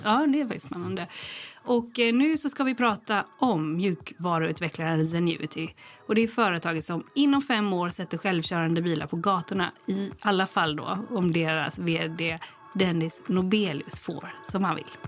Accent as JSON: {"language": "Swedish", "town": "Gothenburg", "region": "Västra Götaland", "country": "Sweden", "said": "jag kommer ju från Göteborg"}